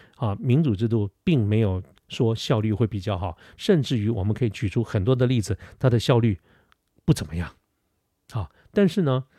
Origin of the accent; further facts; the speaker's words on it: Taipei, Taiwan; 我小的时候住在哪里，住在那个临江街哈，就是台北市靠近信义路靠近，呃，世贸那个地方，那个很小的一个街